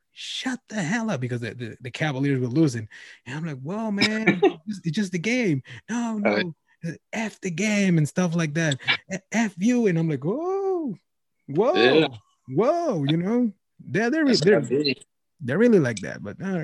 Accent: Wisconsin, United States; Oh, I'm from Wisconsin.

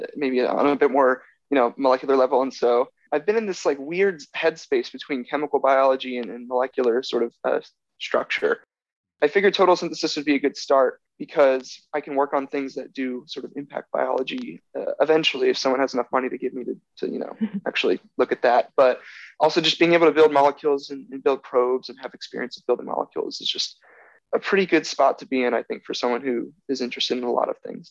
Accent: Orlando, Florida, United States; moved away as an adult; now in New Haven, United States; I'm from Orlando, Florida, so you get that cool Floridian on your podcast for the first time

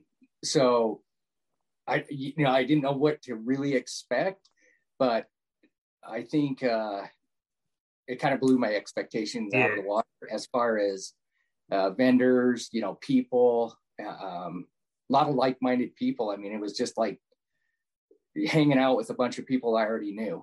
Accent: Utah, United States; also born or lived in Tooele County, Utah; born and raised in Utah. Just, you know, at the time was a small town, about 40 minutes south of Salt Lake

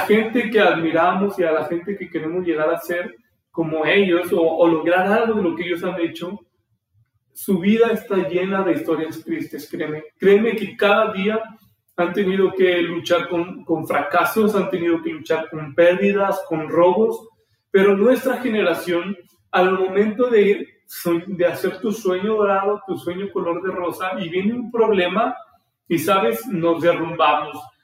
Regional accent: Aguascalientes, Mexico; soy de Aguascalientes, nací aquí

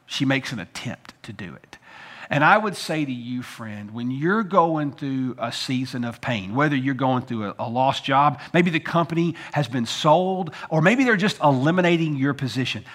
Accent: United States; as Americans

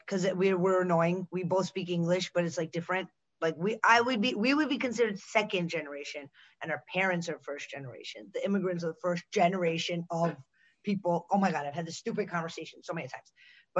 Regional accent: Pittsburgh, Pennsylvania, United States; born there; I was born in Pittsburgh.

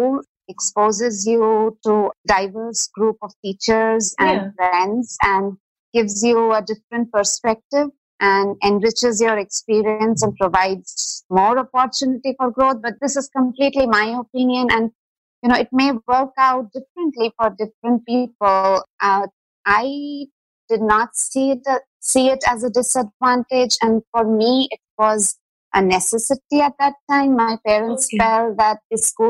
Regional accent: Chaibasa, Jharkhand, India; growing up in Chaibasa provided me with those small town values

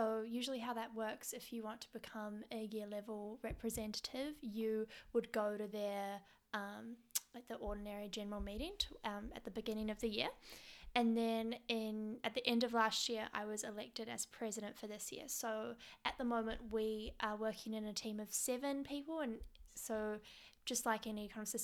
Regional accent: Wellington, New Zealand; moved away as an adult; now in Melbourne, Australia; I'm originally from Wellington, which is the capital city of New Zealand.

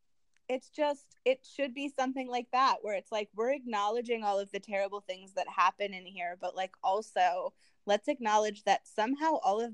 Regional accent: Bloomington, Minnesota, United States; moved away; I love Bloomington. I'm happy that I lived there. My family still lives there

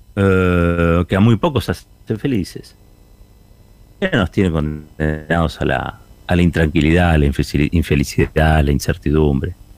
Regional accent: Argentina; Somos argentinos

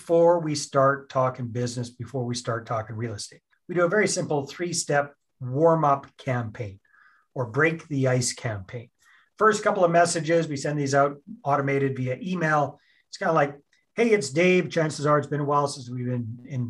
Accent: Canada; I'm Canadian. I'm up here in Canada.

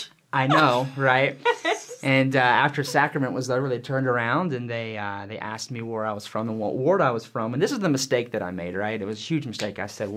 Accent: Yadkinville, North Carolina, United States; moved away as an adult; now in Provo, United States; Yeah, so I am originally from Yadkinville, North Carolina. Long way away, you probably never heard of it. It's like this big. And born and raised Southern Baptist.

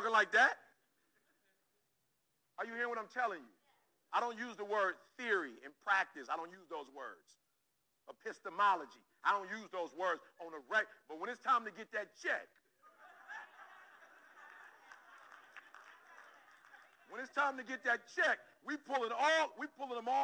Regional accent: Detroit, Michigan, United States; growing up in Detroit, Michigan, my mom worked for Ford

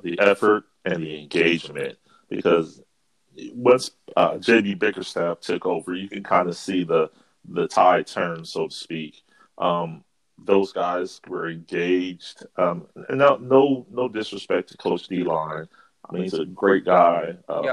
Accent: Akron, Ohio, United States; born and raised in Akron, Ohio

